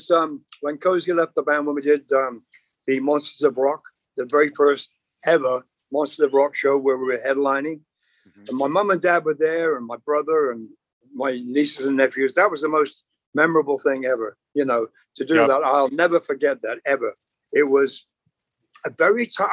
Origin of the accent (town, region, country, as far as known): United Kingdom; accent: British; moved away as an adult; also born or lived in Long Island, New York; now in Los Angeles, United States